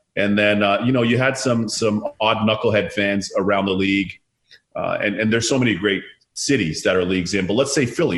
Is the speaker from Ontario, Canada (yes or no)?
yes; Toronto, Ontario, Canada; I was born in Canada